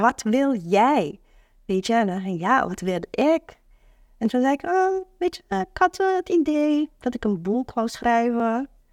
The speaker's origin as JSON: {"language": "Dutch", "country": "Curaçao", "moved": "yes", "lives_now": "Netherlands", "said": "ik kom uit Curaçao"}